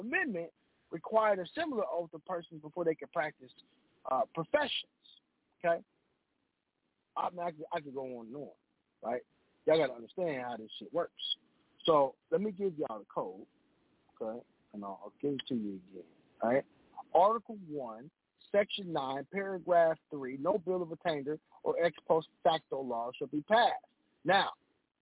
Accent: United States; I was born in America. I'm an American.

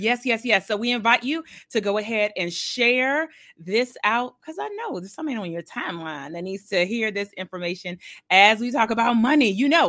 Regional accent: Milledgeville, Georgia, United States; born there; I was born in Milledgeville, Georgia, so I'm technically a Georgia peach.

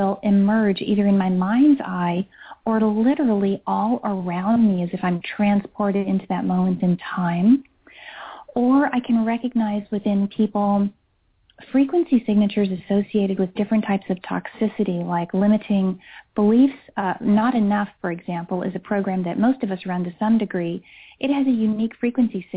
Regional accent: Hesse, Germany; moved away; also born or lived in Switzerland; I grew up in Germany and in Switzerland, but Germany is where I really experienced this the most

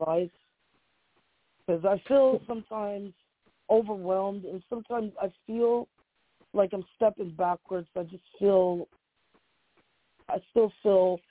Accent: Ohio, United States; now in Delaware, United States; I'm actually from Ohio, but I live in Delaware

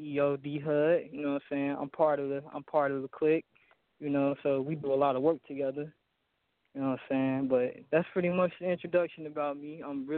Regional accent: Chicago, Illinois, United States; now in Killeen, United States; I'm from Chicago. I'm residing in Killeen, Texas right now

